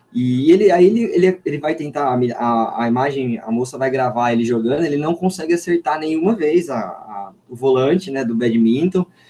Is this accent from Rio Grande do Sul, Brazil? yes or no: no; Limeira, São Paulo, Brazil; uma escola técnica aqui da minha cidade de Limeira, sou de Limeira